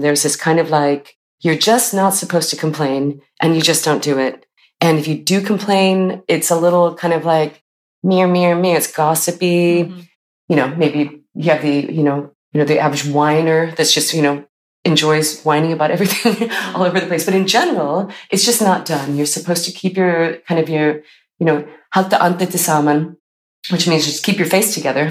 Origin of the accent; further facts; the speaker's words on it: California, United States; now in Iceland; I was born in California